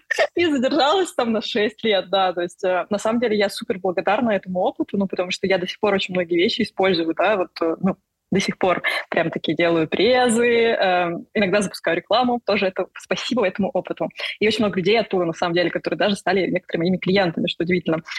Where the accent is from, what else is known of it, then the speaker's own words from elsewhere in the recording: Russia; я как бы из России